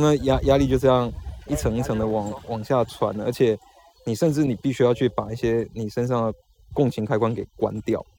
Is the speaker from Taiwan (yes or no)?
yes; Taiwan; moved away as an adult; 我小时候在台湾长大的时候